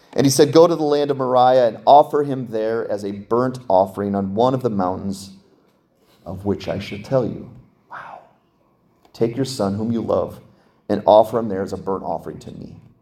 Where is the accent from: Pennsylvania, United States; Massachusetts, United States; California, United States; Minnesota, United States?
Pennsylvania, United States; I'm from Pennsylvania